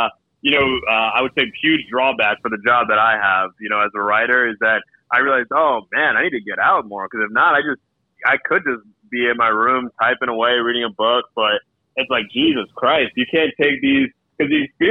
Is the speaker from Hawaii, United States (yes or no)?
no; New Jersey, United States; moved away as an adult; now in New York, United States; growing up in Central Jersey